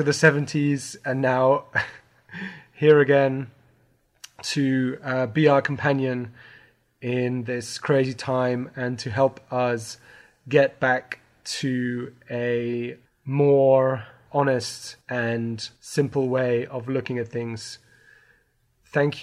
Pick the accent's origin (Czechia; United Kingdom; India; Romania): United Kingdom; England; now in Germany; I am English